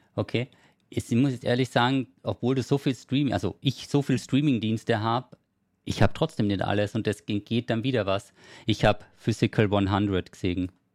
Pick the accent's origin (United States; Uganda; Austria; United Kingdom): Austria; Carinthia; moved away; Und ich komme ja ursprünglich aus Kärnten